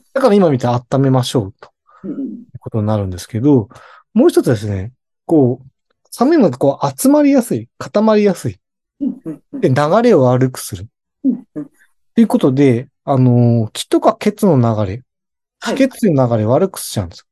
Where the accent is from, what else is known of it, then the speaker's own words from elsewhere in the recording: Hokkaido, Japan; 私も北海道出身なので